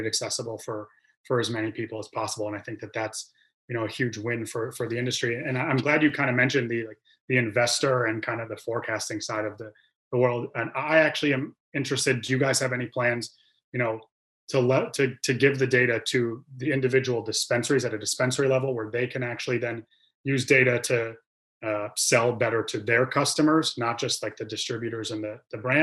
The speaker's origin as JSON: {"language": "English", "region": "Michigan", "country": "United States", "said": "I am from Michigan."}